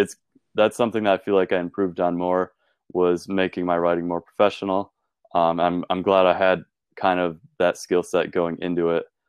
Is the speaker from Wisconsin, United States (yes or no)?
yes; Ripon, Wisconsin, United States; also born or lived in Green Bay, Wisconsin; I'm from Ripon, Wisconsin.